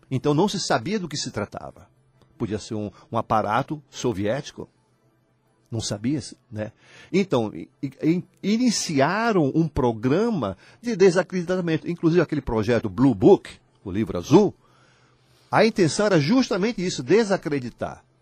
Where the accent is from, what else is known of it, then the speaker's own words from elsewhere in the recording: União, Piauí, Brazil; Tiago, eu sou de União, mas não sabia